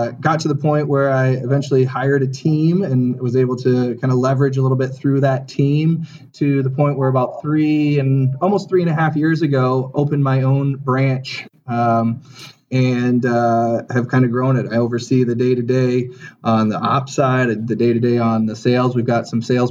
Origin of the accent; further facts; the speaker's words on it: Ohio, United States; moved away as an adult; now in Chicago, United States; I am a transplant to Chicago. I grew up in Ohio. I went to university in Ohio as well